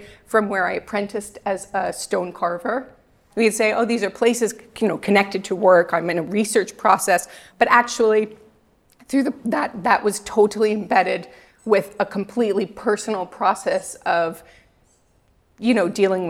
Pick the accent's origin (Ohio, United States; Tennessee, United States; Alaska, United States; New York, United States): New York, United States; I'm from New York.